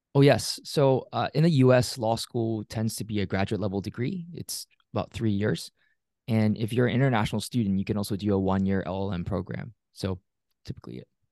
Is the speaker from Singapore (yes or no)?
yes; Singapore; also born or lived in Pittsburgh area, Pennsylvania, United States; now in United States; I grew up in Singapore, immigrated to a small town outside of Pittsburgh, Pennsylvania in the U S in two thousand six